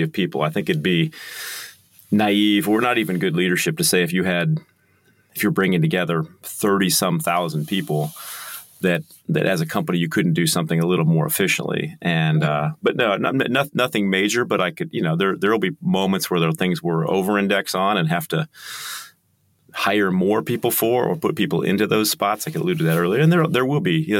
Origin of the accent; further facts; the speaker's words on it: United States; now in Kansas City, United States; I'm very American.